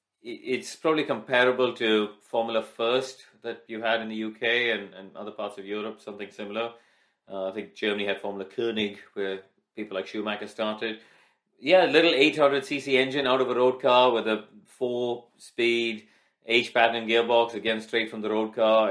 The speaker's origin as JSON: {"language": "English", "country": "India", "tie": "born or raised there", "moved": "yes", "said": "I grew up, I was born and raised in India."}